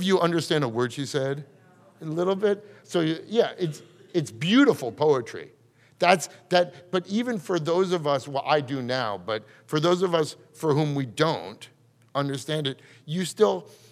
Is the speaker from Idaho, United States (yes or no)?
no; New York, United States; growing up in New York, I never grew up there either